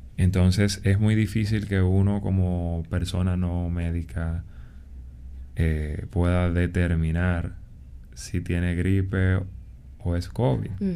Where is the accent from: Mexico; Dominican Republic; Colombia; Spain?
Dominican Republic; en un país como República Dominicana, que somos un país en vía de desarrollo